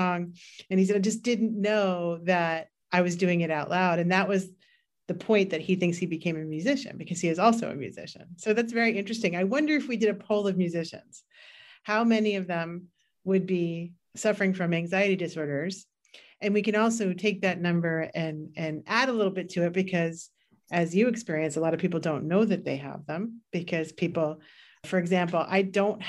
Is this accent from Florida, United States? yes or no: no; New York City, New York, United States; And I grew up in New York City. And I also grew up in very, very compressed environments in Queens